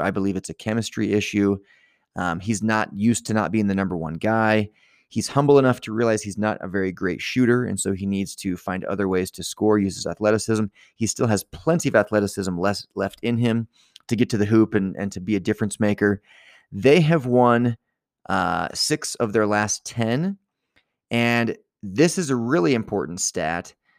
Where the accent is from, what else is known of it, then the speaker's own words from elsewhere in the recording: Virginia, United States; now in Utah, United States; I am not originally from here. I grew up in Virginia.